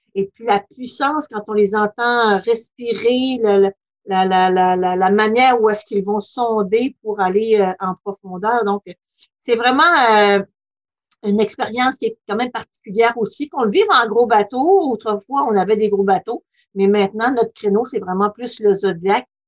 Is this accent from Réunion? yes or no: no; Lac Saint-Jean, Quebec, Canada; now in Côte-Nord, Canada; je suis native du lac Saint-Jean